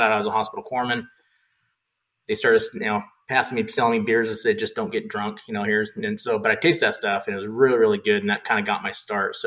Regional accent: Arizona, United States; moved away as an adult; now in Peoria, United States; I'm from Arizona

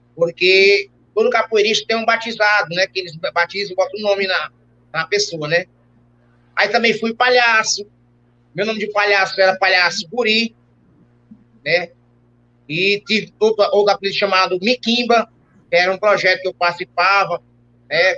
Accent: Fortaleza, Ceará, Brazil; also born or lived in Itapipoca, Ceará; eu nasci no interior chamado Itapipoca, no Ceará, certo? É, terra do Tiririca, de outros mais, né? E com 4, 5 anos de idade, eu vim para Fortaleza

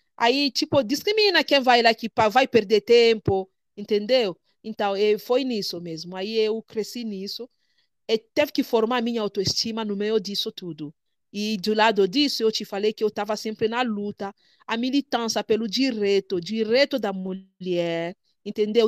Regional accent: DR Congo; Portuguese is a second language; moved away as an adult; now in Brazil; sou da República Democrática do Congo. É, estou no Brasil há cinco anos

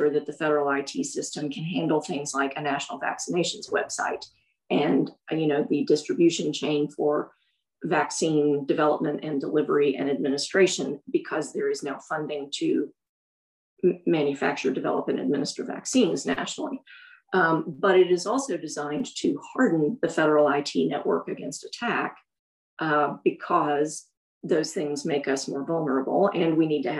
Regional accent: Alabama, United States; Alabama, which is my home state

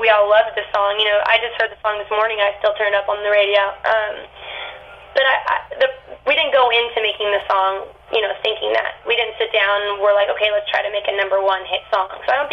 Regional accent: Manteca, California, United States; moved away as an adult; Manteca is a really small town

